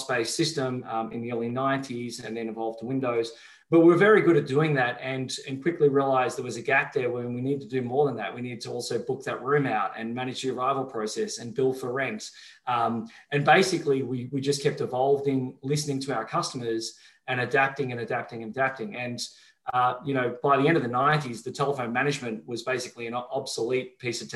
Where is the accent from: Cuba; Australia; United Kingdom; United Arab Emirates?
Australia; Melbourne, Victoria; I grew up in Melbourne, Australia